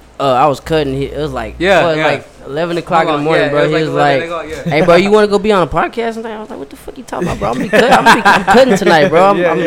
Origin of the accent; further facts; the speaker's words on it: El Campo, Texas, United States; I am from El Campo, which is the Rivals